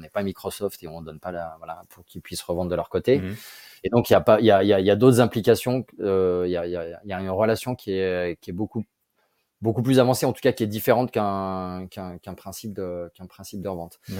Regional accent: Grenoble, Auvergne-Rhône-Alpes, France; moved away; also born or lived in Lyon / Paris; je suis grenoblois

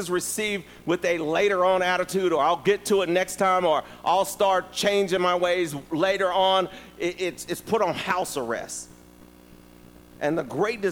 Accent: Virginia, United States; I'm from Virginia

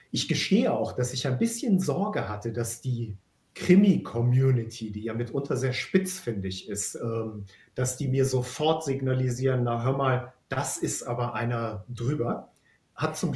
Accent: Bonn, North Rhine-Westphalia, Germany; now in Hamburg, Germany; ich bin ja aus Bonn, das heißt, ich bin gebürtiger Rheinländer. Und damit habe ich ja auch einen fremden Blick auf die Norddeutschen und auf die Hamburger.

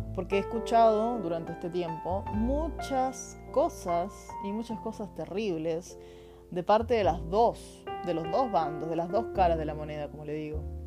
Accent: Argentina; now in Chile; Soy argentina, vivo en Chile.

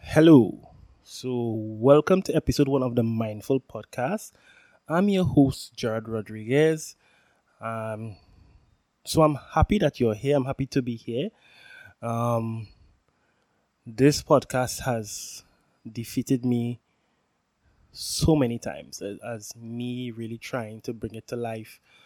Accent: Trinidad & Tobago; I'm from Trinidad and Tobago, for who, those who know, which is the most southerly island in the Caribbean

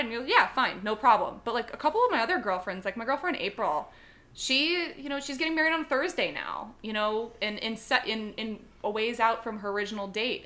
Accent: Chicago, Illinois, United States; moved away; I'm originally from Chicago

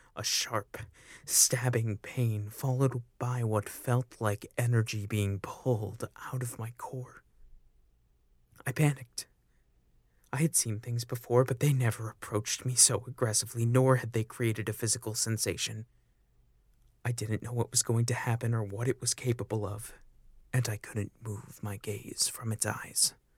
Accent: Auburn, New York, United States; my hometown of Auburn, New York

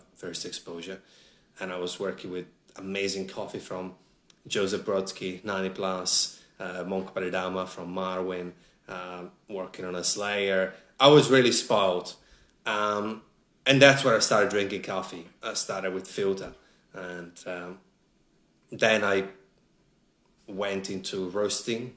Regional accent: Italy; English is a second language; moved away as an adult; also born or lived in Sydney, Australia / Melbourne, Australia; now in Australia; Home for me is Italy

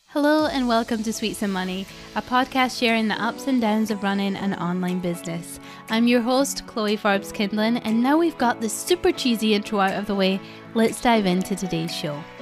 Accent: Scotland, United Kingdom; I'm Scottish

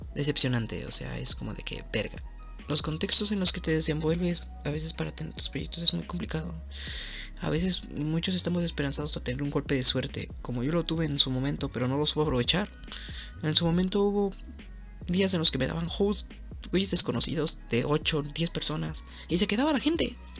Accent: Mexico; soy de México

